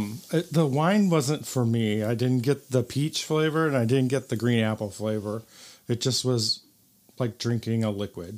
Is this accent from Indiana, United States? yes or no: yes; Valparaiso, Indiana, United States; I'm from Valpo, and I live there